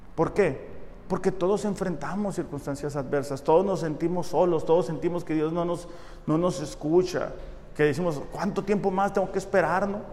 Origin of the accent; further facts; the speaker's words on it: Mexicali, Baja California, Mexico; soy orgullosamente de Mexicali